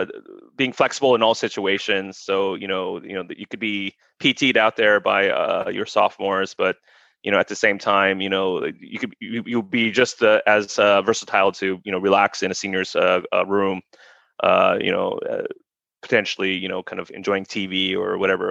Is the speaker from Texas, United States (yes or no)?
yes; San Antonio, Texas, United States; also born or lived in Korea; I mean, originally from San Antonio, although, I grew up in a military family. So, I was born in Korea and moved around a little bit, amongst U.S. base to U.S. base.